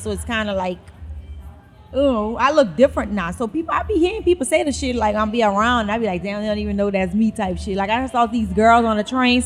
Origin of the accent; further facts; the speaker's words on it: New Orleans, Louisiana, United States; also born or lived in New York; I'm from New Orleans. But I was, you know, staying in New York